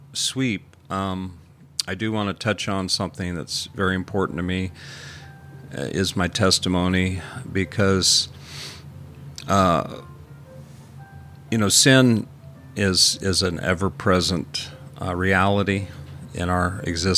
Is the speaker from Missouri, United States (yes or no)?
yes; Jefferson City, Missouri, United States; I grew up in Jeff City